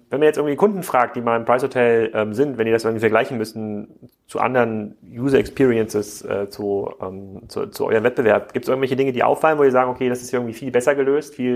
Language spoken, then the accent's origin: German; Erfurt, Thuringia, Germany; Erfurt, meine alte Heimatstadt.